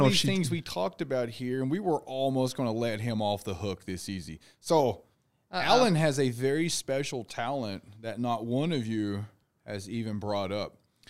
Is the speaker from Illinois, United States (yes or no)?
no; Tennessee, United States; I can play spoons. I'm from Tennessee.